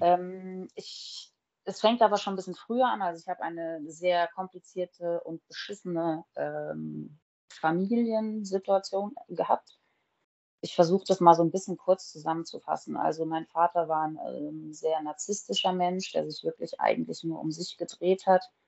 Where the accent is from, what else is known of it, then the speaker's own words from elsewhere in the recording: Groß-Umstadt, Hesse, Germany; also born or lived in Frankfurt; now in Bad Homburg, Germany; ich bin in Großumstadt groß geworden. Das ist kurz vom Odenwald